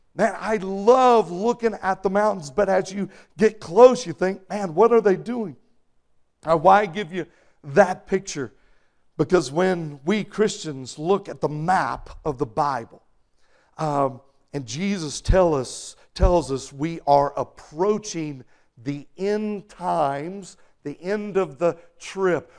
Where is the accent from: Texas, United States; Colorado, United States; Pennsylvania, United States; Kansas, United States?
Texas, United States; moved away; When I was growing up in Texas